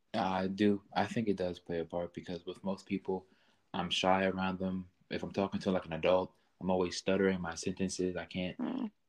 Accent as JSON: {"language": "English", "region": "Maryland", "country": "United States", "tie": "born or raised there", "said": "I grew up in with both of my parents in a nice home in Maryland"}